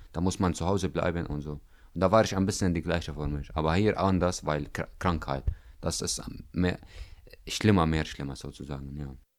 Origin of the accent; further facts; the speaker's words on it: Damascus, Damascus Governorate, Syria; German is a second language; now in Greifswald, Germany; ich komme aus Syrien, aus Damaskus